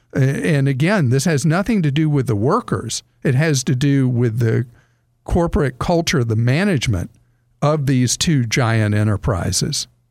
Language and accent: English; the South, United States; I grew up in the South, I still live in the South